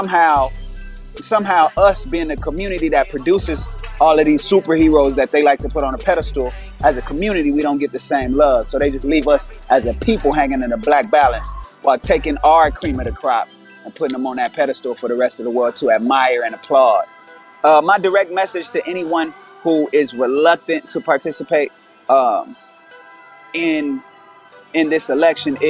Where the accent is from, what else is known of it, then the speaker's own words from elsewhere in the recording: Inglewood, California, United States; I'm from Inglewood, California